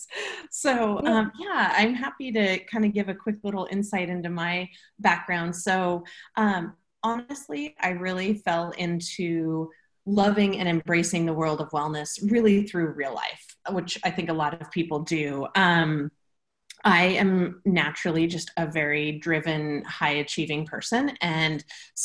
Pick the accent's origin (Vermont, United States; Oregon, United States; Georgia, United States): Oregon, United States; Portland; I'm from Portland, Oregon.